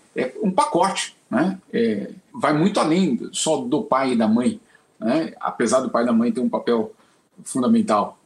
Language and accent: Portuguese; São Paulo, Brazil; crescer em São Paulo na década de 80